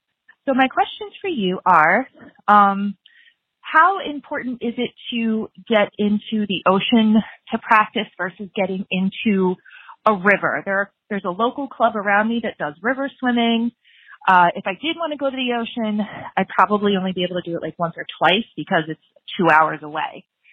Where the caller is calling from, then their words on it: Pennsylvania, United States; I am from Bucks County, Pennsylvania.